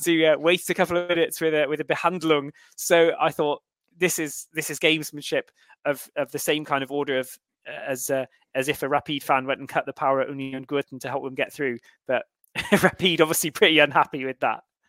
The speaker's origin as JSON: {"language": "English", "town": "Cheltenham", "region": "South West England", "country": "United Kingdom", "tie": "born or raised there", "said": "My hometown are also winless, Cheltenham Town"}